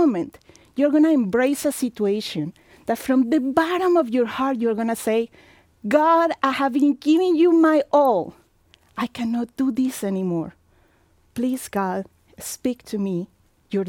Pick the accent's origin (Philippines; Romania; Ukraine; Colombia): Colombia; moved away as an adult; also born or lived in Mexico / Virginia / Florida / Tennessee; now in Indiana, United States; I live in Colombia for 20 years, where my family is from, and the last 24 years here in the United States